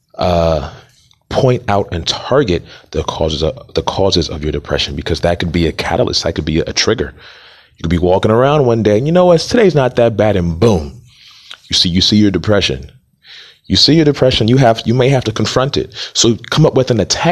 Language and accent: English; Montgomery County, Maryland, United States; also born or lived in Atlanta, Georgia; I am from Montgomery County, Maryland, by way of Atlanta, Georgia